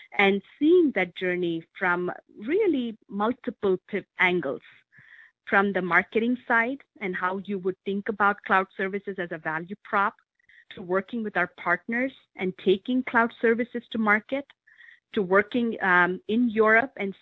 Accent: India; moved away as an adult; now in Medina, United States; I grew up in India, and I came of age as India was driving its information technology revolution

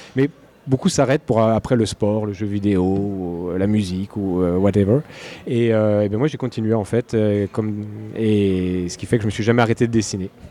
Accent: Burgundy, Bourgogne-Franche-Comté, France; moved away as an adult; also born or lived in Antilles; now in Quebec, Canada; Je suis né en Bourgogne. Là, où on fait du bon vin

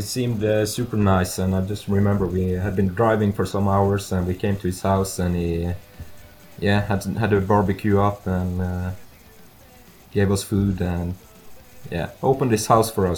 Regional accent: Norway; I'm from Norway

